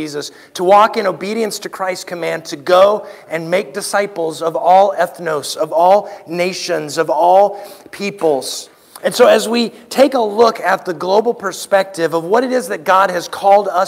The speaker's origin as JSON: {"language": "English", "town": "Anchorage", "region": "Alaska", "country": "United States", "tie": "born or raised there", "also_born_or_lived": "Louisiana", "moved": "yes", "lives_now": "Galena, United States", "said": "I was born in Anchorage, which is close to Alaska."}